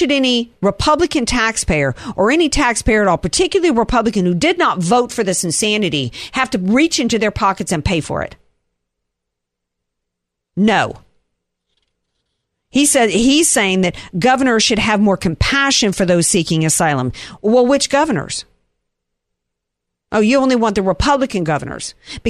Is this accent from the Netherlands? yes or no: no; Southern US, United States; I know I'm a Southerner. I know we're all supposed to love to get our hands dirty.